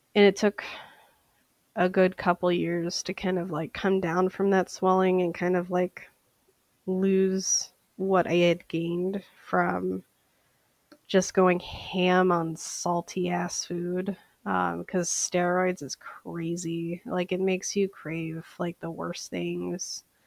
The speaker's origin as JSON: {"language": "English", "town": "St. Paul", "region": "Minnesota", "country": "United States", "said": "I am from St. Paul, Minnesota."}